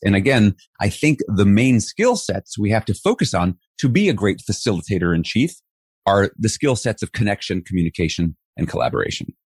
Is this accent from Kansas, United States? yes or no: no; New York City, New York, United States; I was raised in New York City in Flushing, Queens